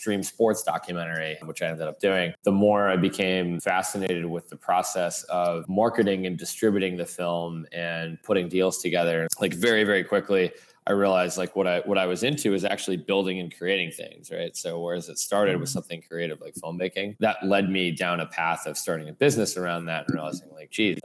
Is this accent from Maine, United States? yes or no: no; Fairfield, Connecticut, United States; also born or lived in Florida; now in New York City, United States; I grew up on the mean streets of Fairfield, Connecticut